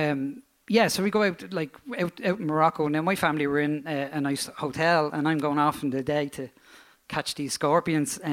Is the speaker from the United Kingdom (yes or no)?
no; Dublin, Leinster, Ireland; I'm from Crumlin